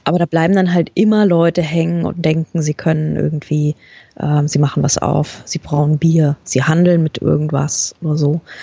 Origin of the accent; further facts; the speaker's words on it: Germany; accent: German; ich hab so konsequent meinen deutschen Akzent raushängen